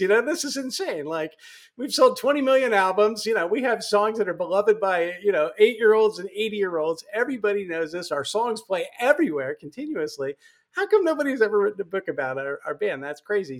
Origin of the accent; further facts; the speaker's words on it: Kansas City, United States; moved away; friends and family in Kansas City at the time. That's my hometown